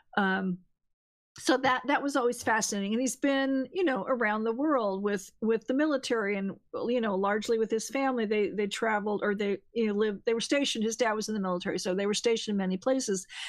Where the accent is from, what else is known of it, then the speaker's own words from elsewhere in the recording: California, United States; moved away; I'm from California, so I still have my California area code